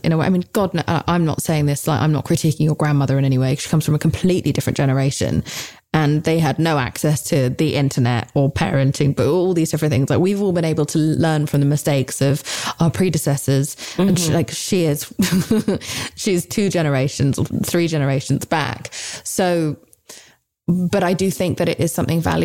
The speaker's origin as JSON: {"language": "English", "country": "United Kingdom", "said": "I'm British"}